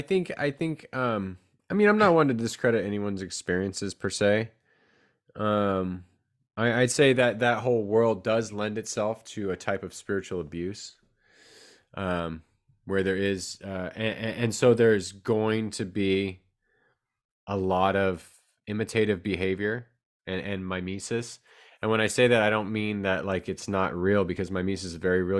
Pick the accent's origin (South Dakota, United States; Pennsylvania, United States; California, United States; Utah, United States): California, United States; San Jose; also born or lived in Rhode Island; now in Chico, United States; I grew up in San Jose, California